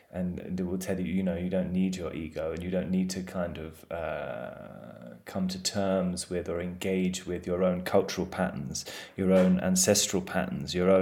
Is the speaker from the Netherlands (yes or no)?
no; England, United Kingdom; we're all English